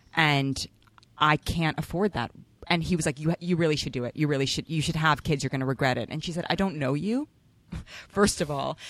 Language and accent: English; New York City, New York, United States; growing up in Manhattan